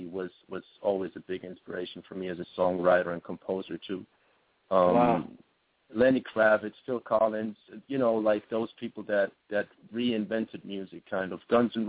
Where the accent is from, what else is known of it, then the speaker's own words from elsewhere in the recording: Switzerland; My home base is a beautiful country. But it's very small.